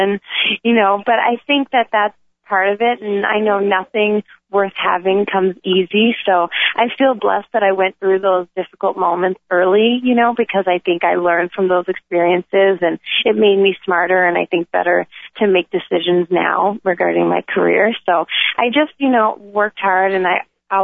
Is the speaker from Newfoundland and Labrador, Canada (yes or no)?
yes; Conception Bay South, Newfoundland and Labrador, Canada; moved away; I grew up in Newfoundland and Labrador. It's an island on the east coast of Canada. And the town I grew up in is called Conception Bay South